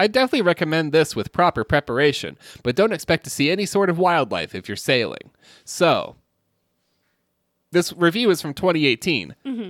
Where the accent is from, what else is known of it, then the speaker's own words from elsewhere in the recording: California, United States; This was one of the top 5 most beautiful sunsets I have seen. And I'm from California.